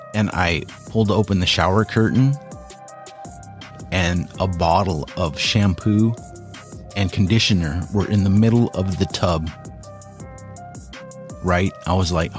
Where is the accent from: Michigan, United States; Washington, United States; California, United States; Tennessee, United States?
Washington, United States; We're from Washington